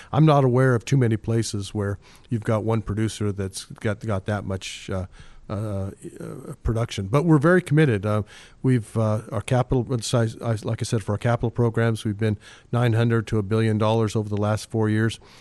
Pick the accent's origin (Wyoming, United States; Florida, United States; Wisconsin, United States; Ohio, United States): Wyoming, United States; Rock Springs; moved away as an adult; also born or lived in Utah / Australia / Calgary / Singapore; now in Alaska, United States; originally from Wyoming, and uh, I had uh, gone to University of Wyoming